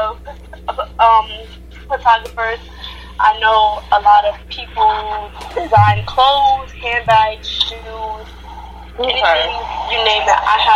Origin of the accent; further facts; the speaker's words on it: New York City, New York, United States; I'm from Harlem, New York.